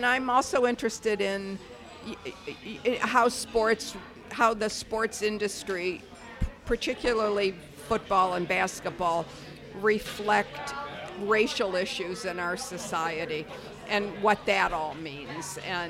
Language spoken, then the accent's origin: English; Detroit, Michigan, United States; born or raised there